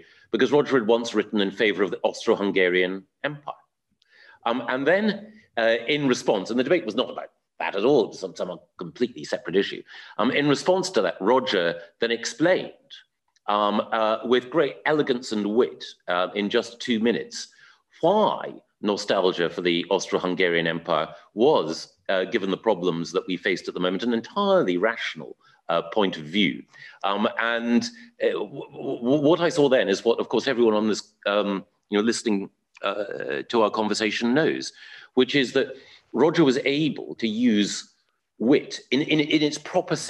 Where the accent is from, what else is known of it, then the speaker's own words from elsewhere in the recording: Aberdeen, Scotland, United Kingdom; I was brought up in Aberdeen in Scotland